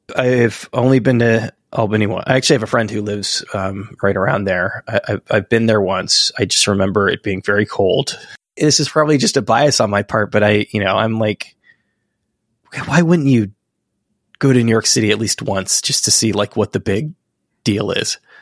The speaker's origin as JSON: {"language": "English", "town": "Barcelona", "region": "Catalonia", "country": "Spain", "moved": "yes", "lives_now": "United States", "said": "I'm from the, the West Coast of Spain, the Mediterranean"}